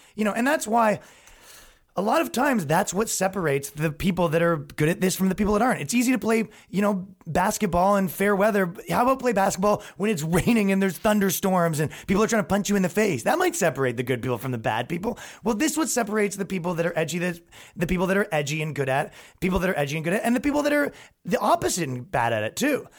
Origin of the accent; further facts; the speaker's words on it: Ajax, Ontario, Canada; moved away as an adult; now in New York, United States; I grew up in Ajax, Ontario, Canada